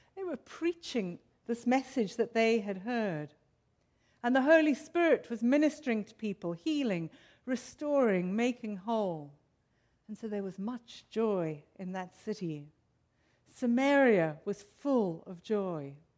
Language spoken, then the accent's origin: English; South Africa; moved away; I, as you can, might be able to tell from my accent, grew up in South Africa in racially torn, apartheid ridden South Africa